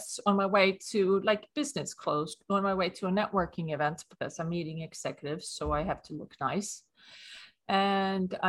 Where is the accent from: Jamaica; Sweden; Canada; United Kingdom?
Sweden; accent: Swedish; English is a second language; moved away as an adult; now in New York, United States; I'm from Sweden, hence the accent. But I moved to New York in 1994